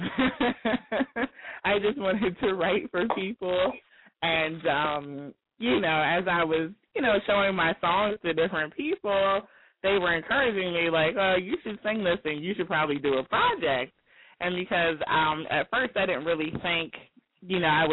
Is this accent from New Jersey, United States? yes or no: yes; New Jersey, United States; Technically, I'm from South Jersey